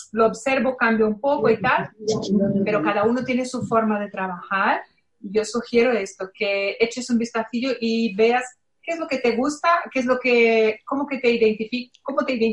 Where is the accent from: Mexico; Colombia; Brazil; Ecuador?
Brazil; yo soy brasileña